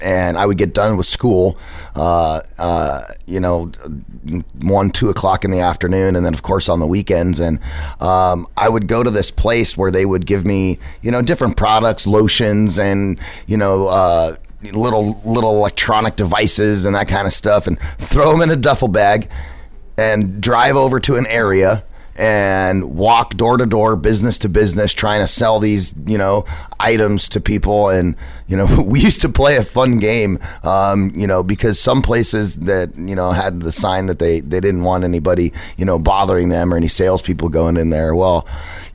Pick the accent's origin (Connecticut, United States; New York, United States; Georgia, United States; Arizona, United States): Arizona, United States; Phoenix; I lived in Central Phoenix or Metro Phoenix over near Metro Center, 35th Avenue in Glendale